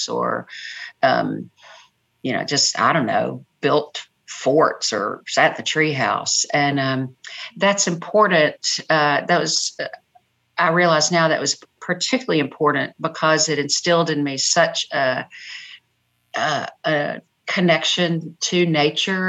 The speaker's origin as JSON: {"language": "English", "town": "Brownsville", "region": "Tennessee", "country": "United States", "tie": "born or raised there", "also_born_or_lived": "Nashville, Tennessee", "said": "I grew up in Haywood County"}